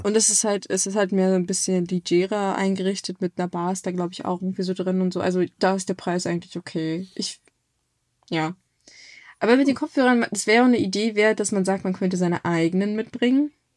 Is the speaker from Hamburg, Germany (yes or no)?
yes; Hamburg, Germany; es ist nicht mehr so schön, wie ich es aus meiner Kindheit kenne